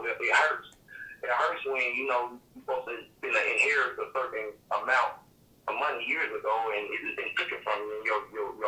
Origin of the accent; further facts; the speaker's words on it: Mississippi, United States; I'm from Mississippi